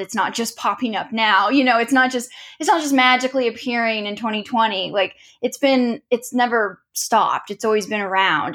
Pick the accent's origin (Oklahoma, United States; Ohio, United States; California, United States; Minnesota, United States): Oklahoma, United States; Tulsa; I grew up in Tulsa